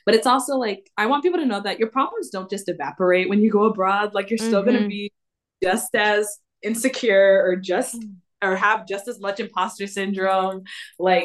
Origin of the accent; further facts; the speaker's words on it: Chicago, Illinois, United States; first language English; moved away as an adult; now in Stellenbosch, South Africa; I'm from Chicago